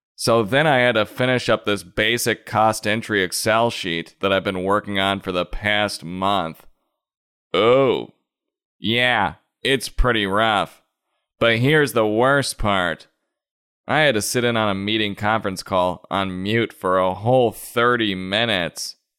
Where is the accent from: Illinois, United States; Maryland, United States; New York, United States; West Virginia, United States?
Illinois, United States; Chicago; growing up in Chicagoland